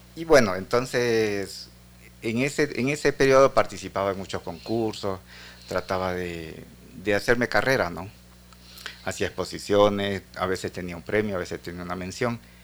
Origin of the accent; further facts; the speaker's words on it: Esmeraldas, Ecuador; Esmeralda, que es mi tierra natal